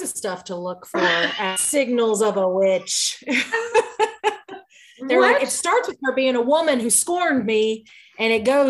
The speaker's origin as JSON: {"language": "English", "region": "the American South", "country": "United States", "said": "I'm a Southerner of the US."}